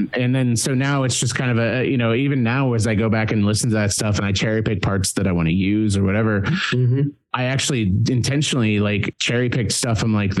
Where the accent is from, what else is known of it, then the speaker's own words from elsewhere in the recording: Kansas City, Missouri, United States; now in Atlanta, United States; I did a couple of shows last year. I live in Atlanta and I'm from Kansas City. So I basically went back to Kansas City and just basically pulled my old bandmates out of their day jobs